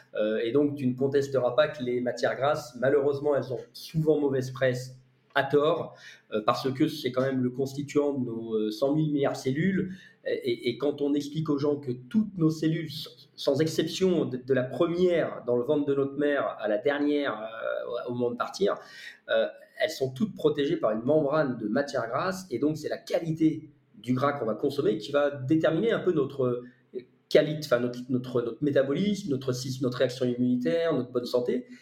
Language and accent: French; Lyon, Auvergne-Rhône-Alpes, France; j'ai grandi à Lyon également